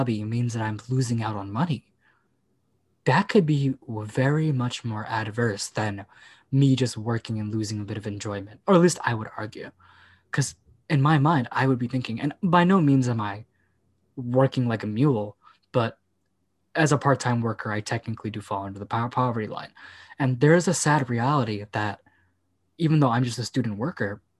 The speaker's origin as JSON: {"language": "English", "country": "United States", "said": "I'm not European, I'm American."}